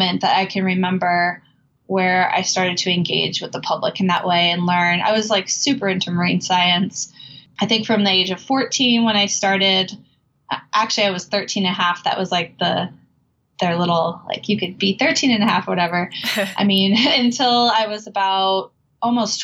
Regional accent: Gulf Coast of Florida, United States; I was about 14 when I started to volunteer at a local marine research center where I grew up on the Gulf Coast of Florida

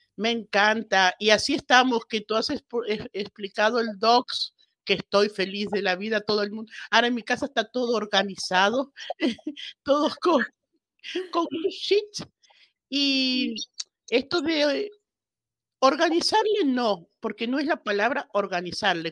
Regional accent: Argentina; moved away as an adult; also born or lived in Buenos Aires, Argentina; now in Spain; nací en Argentina, aunque me adoptó España hace veintipico de años.

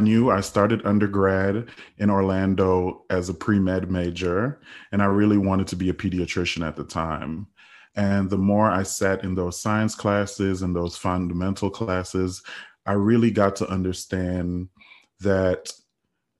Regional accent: Trinidad & Tobago; also born or lived in United States Virgin Islands; now in United States; I'm originally from the United States Virgin Islands. I grew up in Trinidad, and I immigrated to the United States back in 2005

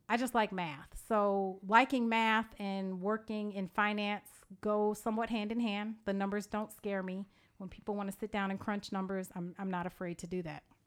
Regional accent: Evanston, Illinois, United States; also born or lived in Georgia; now in McDonough, Georgia, United States; we are from Evanston, Illinois, which is the north shore of Chicago

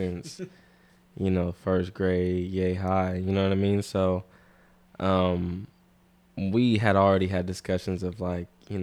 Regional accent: Vallejo, California, United States; I'm from Vallejo. I'm 23.

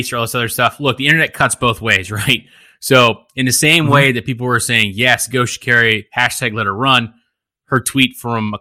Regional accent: United States; Love being American

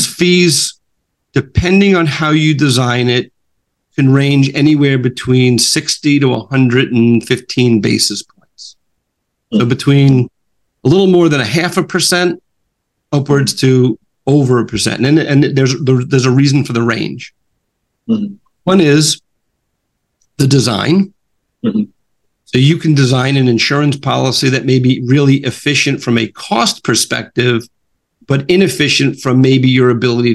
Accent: New York, United States; I'm from New York

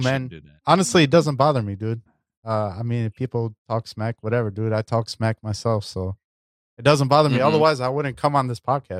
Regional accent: Chicago, Illinois, United States; I'm from Chicago, man. That's how we roll too.

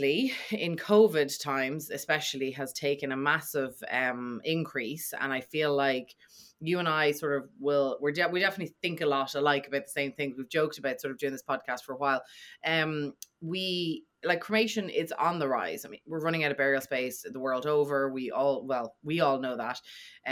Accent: Ireland; as an Irish person

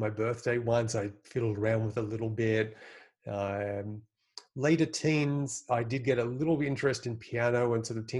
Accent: Sydney, New South Wales, Australia; where I grew up in Sydney

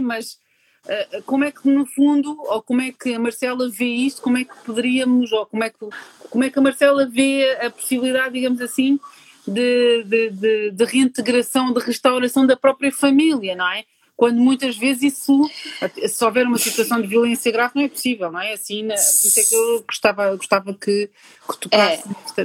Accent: Portugal; eu sou aqui de Portugal

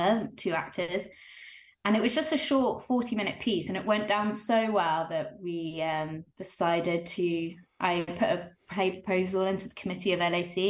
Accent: the South Coast, South East England, United Kingdom; moved away as an adult; now in Leeds, United Kingdom; As you maybe can tell from my accent, I'm not from around here. I'm from the South Coast

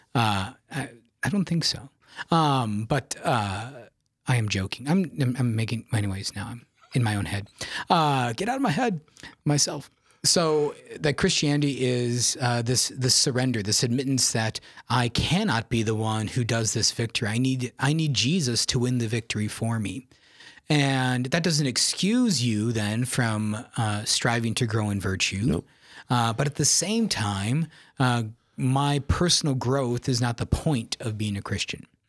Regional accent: Yankton, South Dakota, United States; I'm uh, originally from South Dakota, born and raised in Yankton, South Dakota

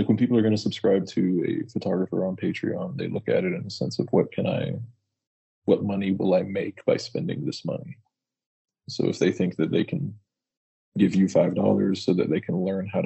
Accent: Fort Worth, Texas, United States; I grew up in Fort Worth, Texas

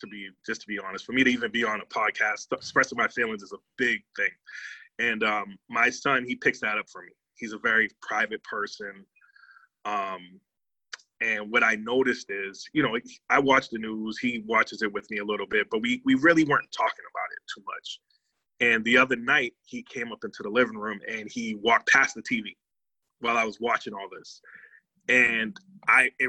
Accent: Boston, Massachusetts, United States; I was born and raised in Boston, Massachusetts. I currently still live here.

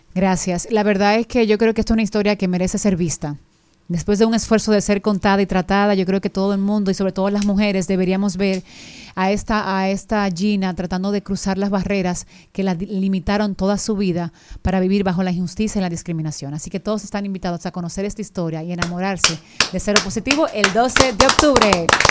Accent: Dominican Republic; accent: Dominican; nosotros como dominicanos

